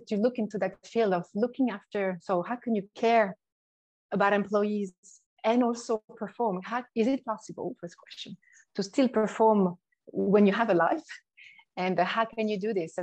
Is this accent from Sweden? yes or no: no; Switzerland; accent: French; moved away; also born or lived in Sydney, Australia; I've got the Australian passport, as well as the Swiss, hence the French accent.